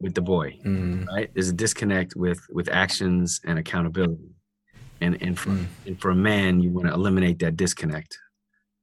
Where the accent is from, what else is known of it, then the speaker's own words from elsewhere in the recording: New York City, New York, United States; also born or lived in Indiana; I was raised in New York by a single mom